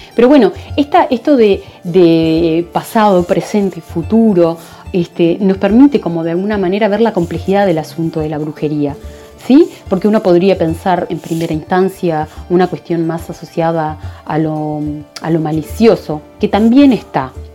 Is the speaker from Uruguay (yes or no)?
yes; Uruguay; soy psicóloga uruguaya